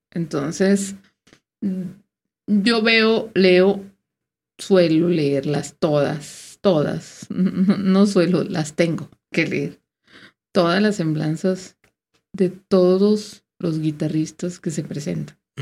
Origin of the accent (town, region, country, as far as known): Mexico